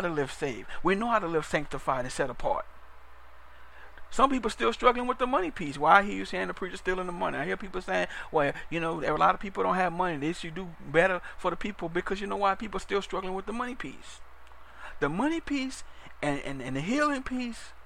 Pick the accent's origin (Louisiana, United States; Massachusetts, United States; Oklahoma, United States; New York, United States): Louisiana, United States; New Orleans; I'm from Louisiana, so I'm from New Orleans